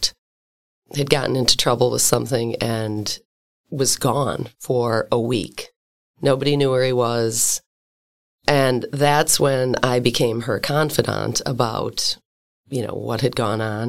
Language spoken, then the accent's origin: English; Shorewood, Wisconsin, United States; I grew up in Shorewood, Wisconsin